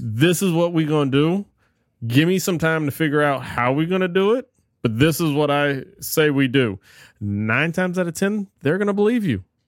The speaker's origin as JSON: {"language": "English", "region": "South Louisiana", "country": "United States", "tie": "born or raised there", "also_born_or_lived": "New Orleans / Morgan City", "said": "growing up in South Louisiana"}